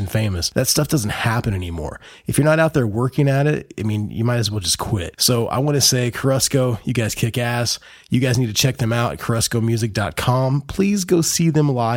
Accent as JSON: {"language": "English", "region": "Midwest", "country": "United States", "said": "I'm from the Midwest"}